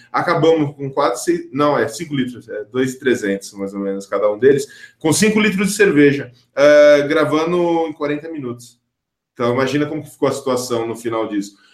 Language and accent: Portuguese; São Paulo, Brazil; Fui crescido, eu cresci em periferia aqui em São Paulo